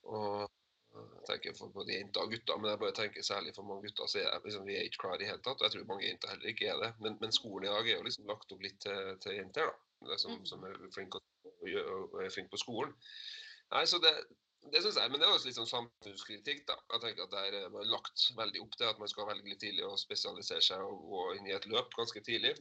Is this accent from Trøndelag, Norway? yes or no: yes; Trondheim, Trøndelag, Norway; jeg er jo fra Trondheim